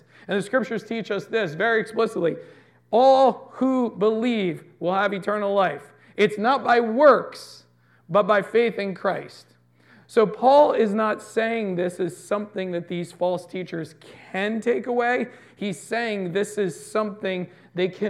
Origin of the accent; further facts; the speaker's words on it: United States; we're American